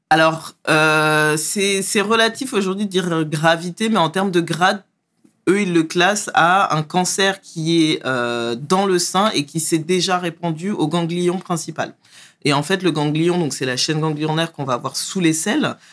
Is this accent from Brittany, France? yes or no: no; Trappes, Île-de-France, France; je viens à la base du 78, Trappe. je suis né... élevé à trappe, euh, grandi aux alentours